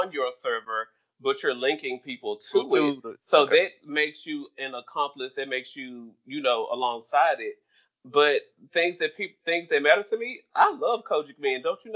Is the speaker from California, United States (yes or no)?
no; Memphis, Tennessee, United States; I'm a nigga from Memphis